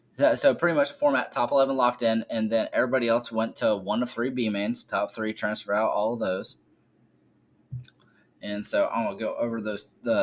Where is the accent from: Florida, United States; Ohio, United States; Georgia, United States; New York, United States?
Georgia, United States; Forsyth; And then Jacob Bright from my hometown. I grew up in Forsyth.